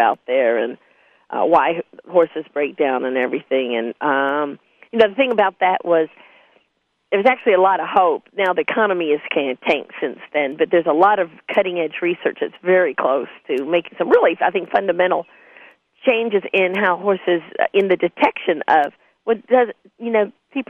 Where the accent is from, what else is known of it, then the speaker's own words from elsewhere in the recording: Lexington, Kentucky, United States; moved away as an adult; also born or lived in Bloomington, Indiana / Rochester, New York; now in Louisville, United States; I grew up in Lexington, and back then, this would have been in the early 70s when I was in high school.